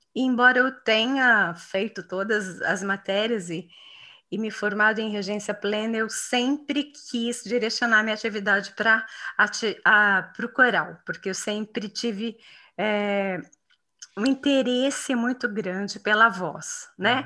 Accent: São João da Boa Vista, São Paulo, Brazil; now in Campinas, Brazil; lá na minha cidade natal, que é São João da Boa Vista

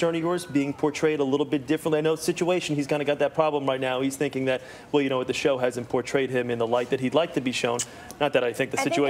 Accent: Jersey Shore, New Jersey, United States; because I am from the Jersey Shore.

